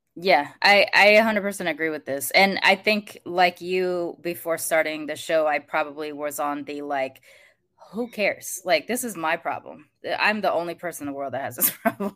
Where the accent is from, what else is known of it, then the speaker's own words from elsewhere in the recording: United States; growing up in America